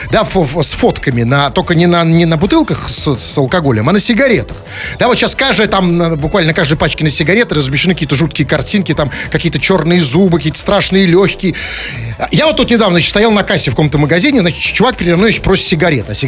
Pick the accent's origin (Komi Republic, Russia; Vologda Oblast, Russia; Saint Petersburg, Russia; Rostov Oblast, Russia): Saint Petersburg, Russia; Потому что вот что мы, петербуржцы, простые, не экономические петербуржцы, что мы до этого знали о экономическом форуме в Петербурге?